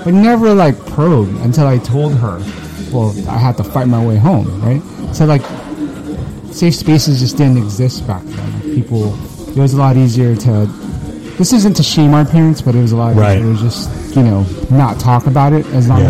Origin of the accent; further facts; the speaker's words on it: Lakeview, California, United States; I grew up in Lakeview.